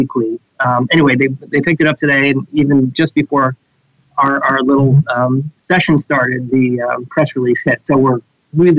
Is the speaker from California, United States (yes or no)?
yes; Marin County, California, United States; I grew up in Marin County